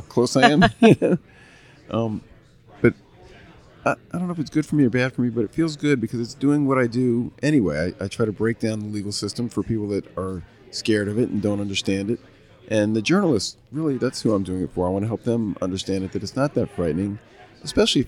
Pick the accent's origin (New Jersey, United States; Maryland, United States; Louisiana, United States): Louisiana, United States; New Orleans; moved away as an adult; also born or lived in Boston; now in Atlanta, United States; I grew up in New Orleans